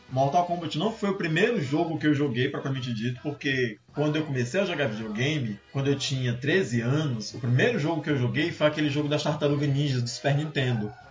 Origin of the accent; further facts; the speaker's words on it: Cavalcante, Goiás, Brazil; Olá pra você que tá me ouvindo. Eu sou de Cavalcante, esse é o …